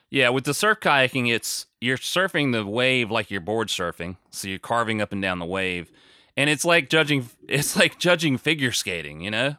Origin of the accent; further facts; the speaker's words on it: United States; I'm American